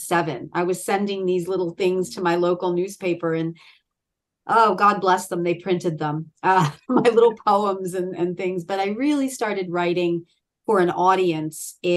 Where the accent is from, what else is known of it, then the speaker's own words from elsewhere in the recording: Philadelphia, Pennsylvania, United States; also born or lived in Baltimore, Maryland / Delaware County, Pennsylvania; I'm a Pennsylvanian Philadelphian born and bred